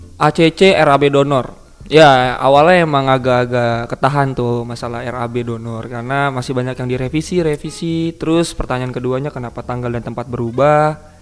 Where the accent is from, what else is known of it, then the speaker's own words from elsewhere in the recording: Jakarta, Indonesia; also born or lived in Jambi; Gua tinggal di Jaktim ya dari SD lah, gua pindahan. Gua, gua, gua tapi gua kagak asli Jakarta Timur banget. Gua lahir di Jambi gua.